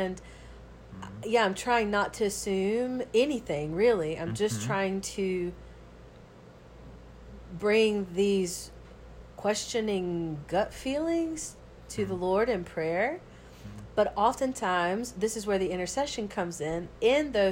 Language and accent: English; Georgia, United States; now in New Orleans, United States; But growing up in the South, a good old Georgia girl.